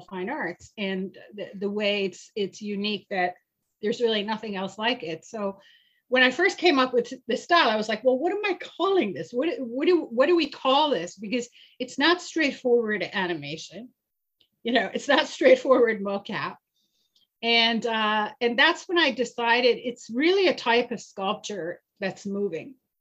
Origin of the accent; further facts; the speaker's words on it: Iran; moved away; I'm originally from Iran, and I lived through the violent Islamic Revolution in 1978.